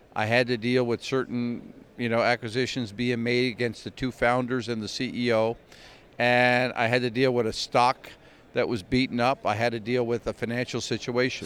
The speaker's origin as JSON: {"language": "English", "area": "Glace Bay", "region": "Nova Scotia", "country": "Canada", "tie": "born or raised there", "moved": "as an adult", "lives_now": "New York City, United States", "said": "grew up in a little town called Glace Nova Scotia"}